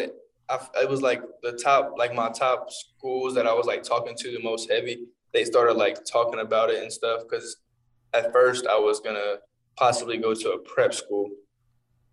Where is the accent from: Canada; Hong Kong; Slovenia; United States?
United States; Evansville, Indiana; we're both from Evansville